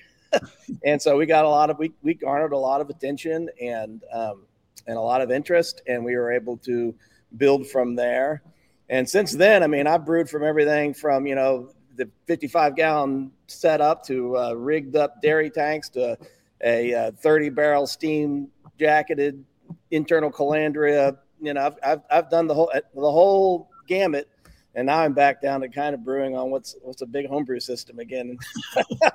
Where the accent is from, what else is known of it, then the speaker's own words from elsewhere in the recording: Pennsylvania, United States; now in Alabama, United States; I come from Pennsylvania